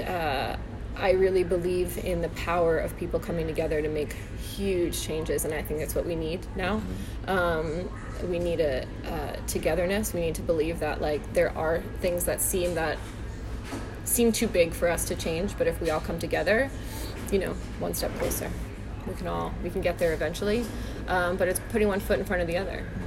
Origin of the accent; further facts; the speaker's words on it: Parkland, Florida, United States; now in Santa Clarita, United States; I grew up in Parkland, Florida